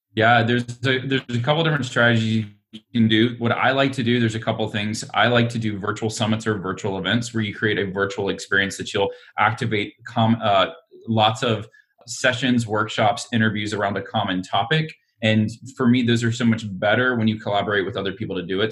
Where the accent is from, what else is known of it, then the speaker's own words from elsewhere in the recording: Alabama, United States; now in Austin, United States; I'm from Alabama originally